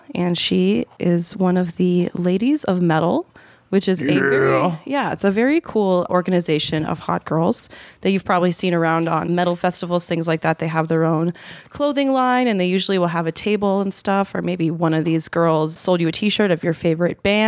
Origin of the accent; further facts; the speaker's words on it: Baltimore, Maryland, United States; I'm from Baltimore